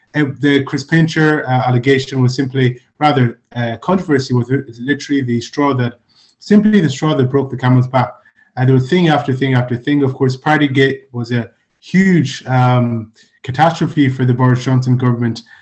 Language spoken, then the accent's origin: English; Ireland; also born or lived in Nigeria; I'm Nigerian Irish.